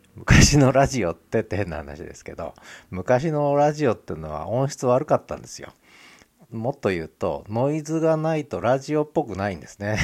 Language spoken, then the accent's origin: Japanese; Honshu, Japan; also born or lived in Tokyo; now in Hokkaido, Japan; 私はその東京で生まれて本州で育ってそれから北海道来てる